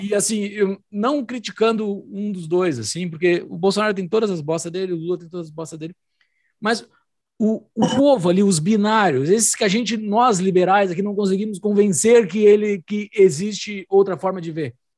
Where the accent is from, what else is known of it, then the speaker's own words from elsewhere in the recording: Rio Grande do Sul, Brazil; Eu que fui criado dentro do ambiente da tradição gaúcha